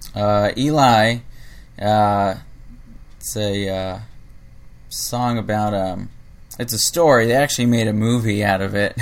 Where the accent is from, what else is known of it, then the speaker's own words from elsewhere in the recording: South Bay, California, United States; also born or lived in Harbor City / Redondo Beach / Torrance / Lomita; now in Los Angeles, United States; I'm originally from the South Bay